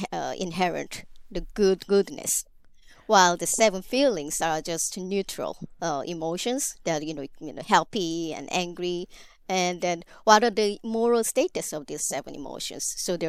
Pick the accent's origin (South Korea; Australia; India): South Korea; I'm from South Korea, which is arguably the most Confucian modern society.